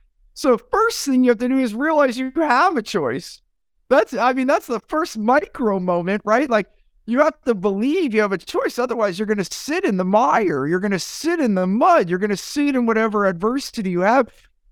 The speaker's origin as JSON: {"language": "English", "country": "United States", "tie": "born or raised there", "said": "I grew up in the United States through modern society to work, work, work, work, work. I came from immigrant families, work, work, work, work, work."}